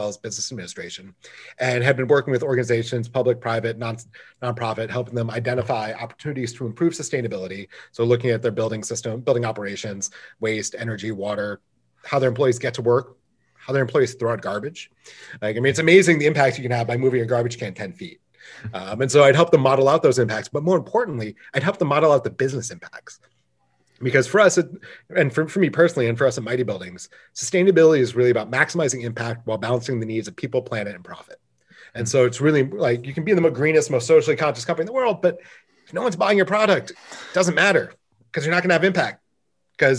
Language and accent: English; Michigan, United States; now in California, United States; I grew up in Michigan, so I understand a Great Lake summer